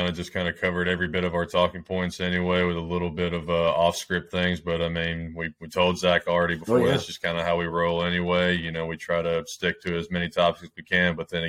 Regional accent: Memphis, Tennessee, United States; Oh, I grew up in Memphis.

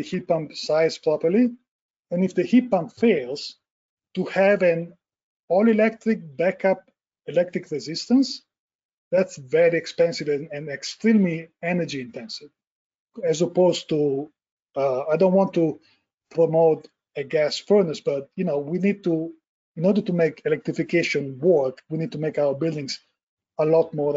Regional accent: Italy; moved away as an adult; now in United States; I was born and raised in Italy, and we practiced architecture for almost 10 years before moving the company to the US

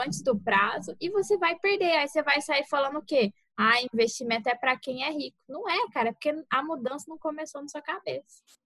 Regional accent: Mato Grosso do Sul, Brazil; moved away as an adult; now in Cáceres, Brazil; Eu sou do Mato Grosso do Sul

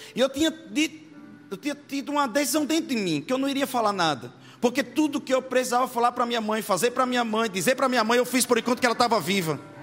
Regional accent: Itabaiana, Sergipe, Brazil; sou de Itabaiana, Sergipe

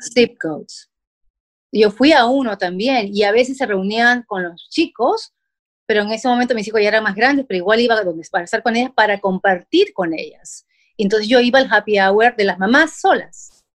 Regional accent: Peru; moved away as an adult; now in United States; soy mamá peruana, con dos hijos ya grandes

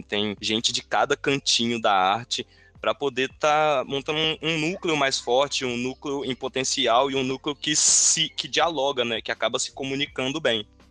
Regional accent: Brazil; da gente enquanto brasileiro

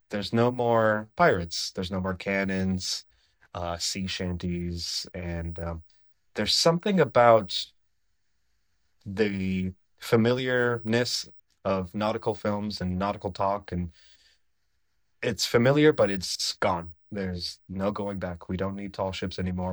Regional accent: Menominee, Michigan, United States; I grew up in the Upper Peninsula of Michigan in a place called Menominee, Michigan

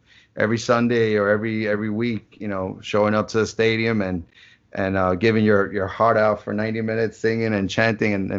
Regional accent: Ecuador; also born or lived in New Jersey, United States; now in South Florida, United States; I'm originally from Jersey, but pretty much raised in Ecuador

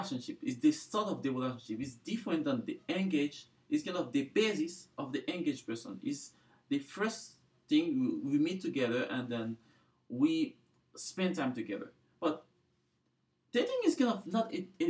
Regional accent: Haiti; now in Provo, United States; I'm from Haiti.

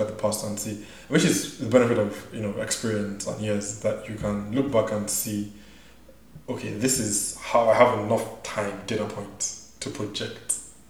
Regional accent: Nigeria; also born or lived in South Africa; now in United States; so I grew up in Nigeria, right?

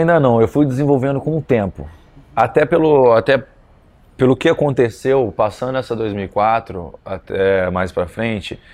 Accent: Volta Redonda, Rio de Janeiro, Brazil; Na minha cidade, no interior de Volta Redonda

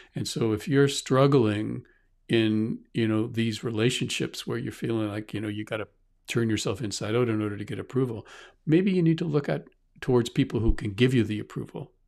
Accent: Canada; also born or lived in Halifax, Nova Scotia; I'm from Canada

